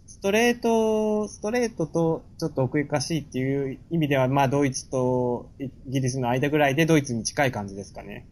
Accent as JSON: {"language": "Japanese", "town": "Musashino", "region": "Tokyo", "country": "Japan", "tie": "born or raised there", "also_born_or_lived": "Nishitokyo, Tokyo", "said": "小学校とか生まれた病院とかはみんな武蔵野市なんですけど"}